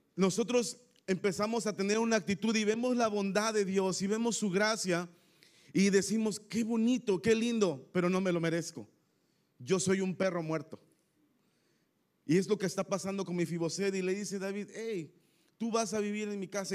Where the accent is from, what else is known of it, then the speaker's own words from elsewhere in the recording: Tampico, Tamaulipas, Mexico; accent: tamaulipeco; now in Querétaro, Mexico; somos originarios de Tampico, Tamaulipas, así es que somos tamaulipecos, ¿ok? Aquí me siento ah, que puedo hablar como tamaulipeco